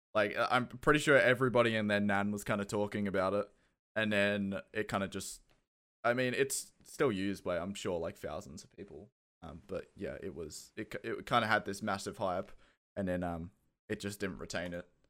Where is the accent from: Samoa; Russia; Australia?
Australia; accent: Australian; moved away; also born or lived in Kent, United Kingdom; I have an Australian accent, but I was born in the U K